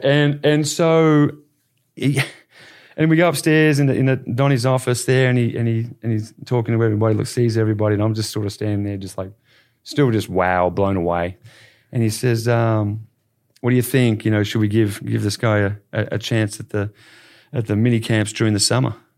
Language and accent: English; Bendigo, Victoria, Australia; now in Dallas, United States; growing up in Bendigo, I was involved in, in, in coaching